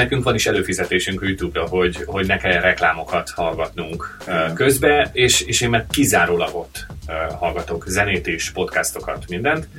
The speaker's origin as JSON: {"language": "Hungarian", "country": "Hungary", "moved": "yes", "said": "egy nyelvet beszélünk, magyarok vagyunk"}